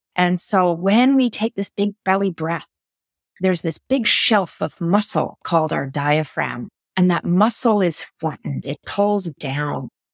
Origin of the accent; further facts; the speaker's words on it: Canada; I'm from Canada